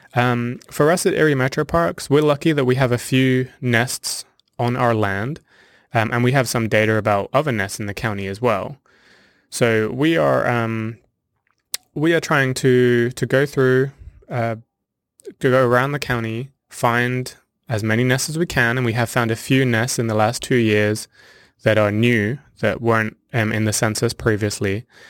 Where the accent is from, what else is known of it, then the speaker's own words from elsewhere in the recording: near Southampton, South East England, United Kingdom; moved away as an adult; also born or lived in South Africa; now in Sandusky, Ohio, United States; I was born and raised in Southern England, actually near Southampton